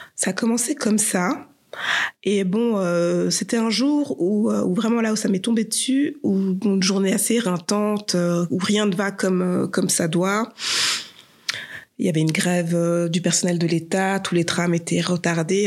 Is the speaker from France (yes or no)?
no; Geneva, Switzerland; J'habite Saint-Jean, euh, je suis née à Genève